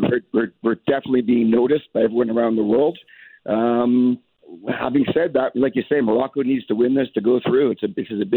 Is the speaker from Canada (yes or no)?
yes; Canada